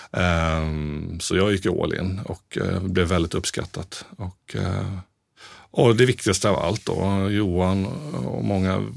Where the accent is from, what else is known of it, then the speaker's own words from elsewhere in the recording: Småland, Sweden; now in Stockholm, Sweden; Men jag ville hem och jag är ändå smålänning.